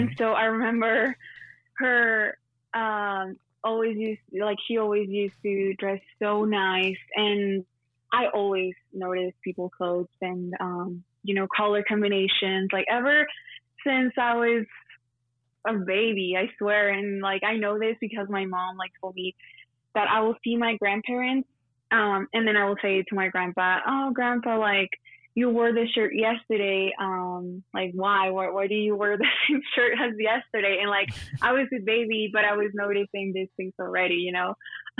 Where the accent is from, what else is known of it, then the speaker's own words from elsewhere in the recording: El Paso, Texas, United States; born there; I was born in El Paso, but then my parents are from Juarez, which is Mexico.